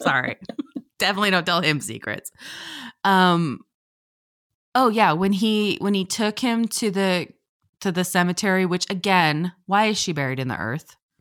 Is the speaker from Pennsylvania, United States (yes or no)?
yes; Pennsylvania, United States; I'm from Pennsylvania